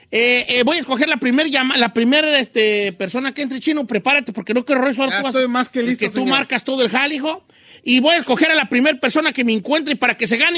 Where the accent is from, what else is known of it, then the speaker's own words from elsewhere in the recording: Matehuala, San Luis Potosí, Mexico; now in Maryland, United States; De Matehuala